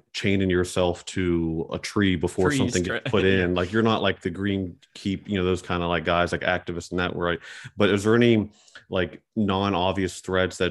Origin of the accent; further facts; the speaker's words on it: Charleston, West Virginia, United States; I'm from the Elk River. I grew up in Mink Shoals area of Charleston.